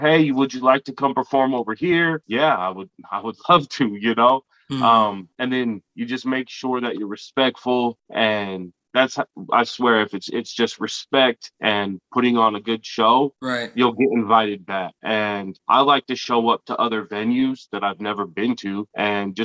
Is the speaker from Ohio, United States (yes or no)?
no; Taylorsville, Utah, United States; also born or lived in Slidell, Louisiana; I got adopted as a kid to Utah. And I've been here my whole life